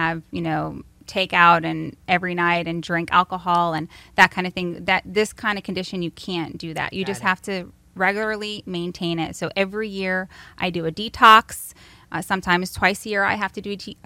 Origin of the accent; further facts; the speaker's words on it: United States; my upbringing was standard American diets, living in America